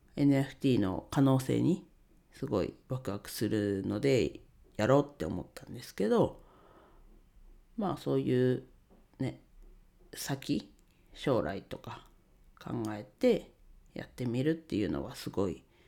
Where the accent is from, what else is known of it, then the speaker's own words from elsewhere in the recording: Ninohe, Iwate, Japan; 地元岩手県二戸市でレンタルスペースを使って遊び場を提供しています